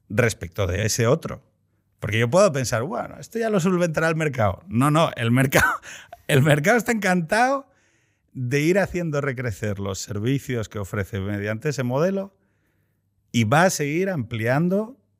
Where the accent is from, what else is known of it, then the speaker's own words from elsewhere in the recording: Andalusia, Spain; como andaluz